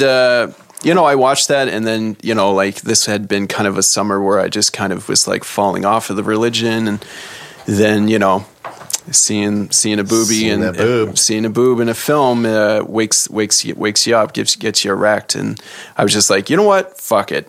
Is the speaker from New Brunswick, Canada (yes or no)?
yes; Saint John, New Brunswick, Canada; moved away; So in the summer times back home in St. John, my parents, they would leave and go to St. Martin's, New Brunswick, because I'm from St. John, New Brunswick